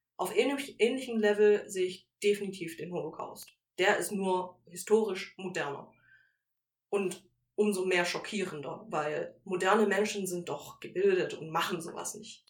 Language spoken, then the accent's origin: German; Germany; also born or lived in Malaysia; ich bin in Deutschland groß geworden